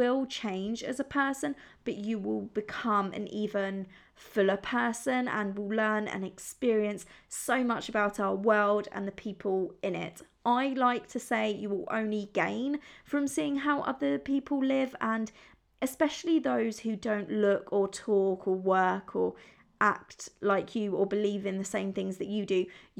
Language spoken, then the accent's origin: English; Italy; moved away; But as you might already know, I grew up in Italy, but I have lived all over the world. I have moved completely on my own to Rome, Barcelona, New York, Dublin, and London